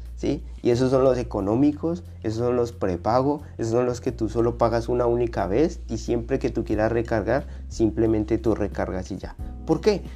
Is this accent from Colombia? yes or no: yes; Colombia; now in Australia; mi país, Colombia